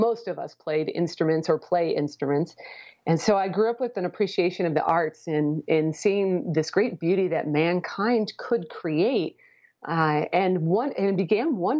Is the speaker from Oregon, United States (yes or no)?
yes; Portland, Oregon, United States; moved away; also born or lived in Houston, Texas; I grew up in the Portland, Oregon area